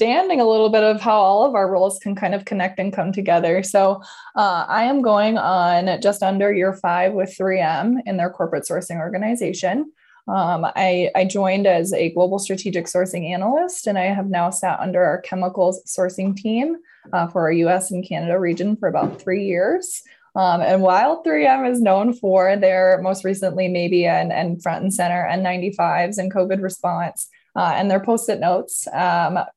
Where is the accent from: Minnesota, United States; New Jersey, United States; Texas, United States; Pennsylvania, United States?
Minnesota, United States; Stillwater; also born or lived in Denver, United States; now in Minneapolis, United States; home base for me, you guys, is Minneapolis. I'm from the east side of Minnesota, from the Stillwater area